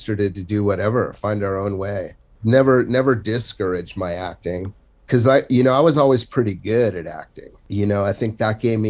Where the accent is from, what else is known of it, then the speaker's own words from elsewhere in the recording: Santa Monica, California, United States; I'm like from Santa Monica, which wasn't the rich Santa Monica. It was just a working class kind of town back then